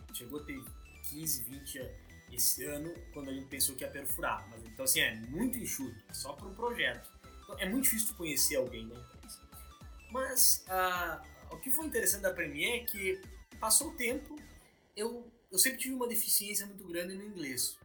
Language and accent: Portuguese; Progresso, Rio Grande do Sul, Brazil; moved away as an adult; also born or lived in Pelotas / Rio de Janeiro; now in London, United Kingdom; eu sou do interior do Rio Grande do Sul, uma cidade chamada Progresso